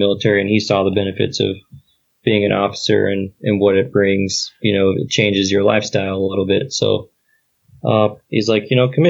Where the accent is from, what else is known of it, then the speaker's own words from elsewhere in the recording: Kentucky, United States; also born or lived in Germany; But my home for me is Kentucky. That's where my dad lives. That's where my dad's family lives.